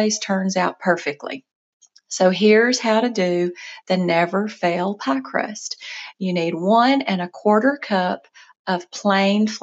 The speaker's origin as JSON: {"language": "English", "region": "South Mississippi", "country": "United States", "tie": "born or raised there", "also_born_or_lived": "North Georgia", "moved": "as an adult", "lives_now": "Georgia, United States", "said": "where I grew up in South Mississippi"}